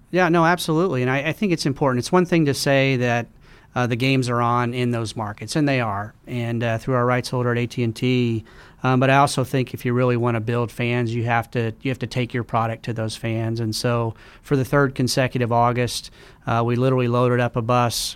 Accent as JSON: {"language": "English", "town": "Tulsa", "region": "Oklahoma", "country": "United States", "tie": "born or raised there", "moved": "yes", "said": "I grew up in Tulsa, Oklahoma."}